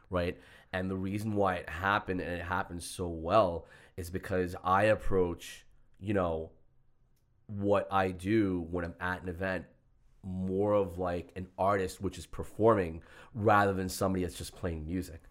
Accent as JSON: {"language": "English", "town": "New York City", "region": "New York", "country": "United States", "tie": "born or raised there", "said": "growing up in Queens"}